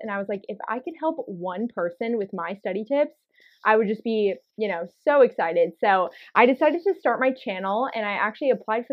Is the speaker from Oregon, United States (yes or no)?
yes; Oregon, United States; born or raised there